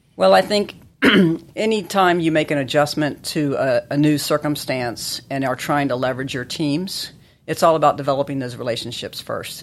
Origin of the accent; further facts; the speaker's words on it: Chapel Hill, North Carolina, United States; I grew up in Chapel Hill